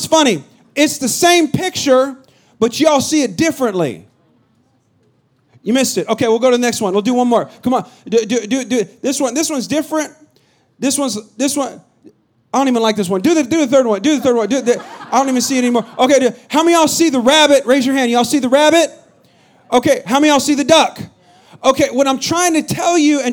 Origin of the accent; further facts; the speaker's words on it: Bay Area, California, United States; moved away; I'm from the Bay Area